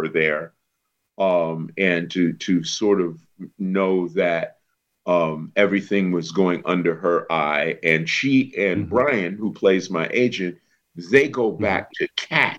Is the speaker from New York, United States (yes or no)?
yes; New York City, New York, United States; I'm from a project boy just off 125th Street